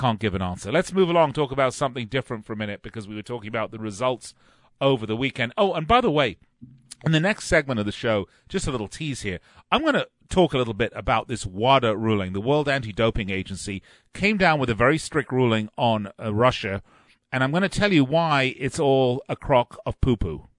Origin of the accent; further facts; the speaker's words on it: England, United Kingdom; growing up in England